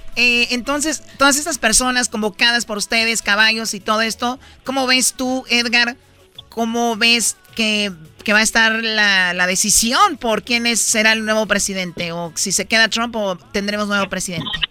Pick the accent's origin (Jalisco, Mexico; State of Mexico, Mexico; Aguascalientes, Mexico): Jalisco, Mexico; Tepatitlán; moved away; yo cuando era niña en Tepatitlán fui a escaramuza allá en Tepatitlán